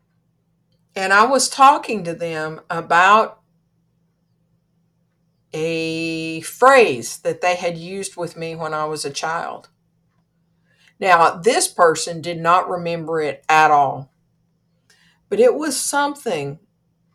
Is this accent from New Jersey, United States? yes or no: no; Kentucky, United States; I'm from Kentucky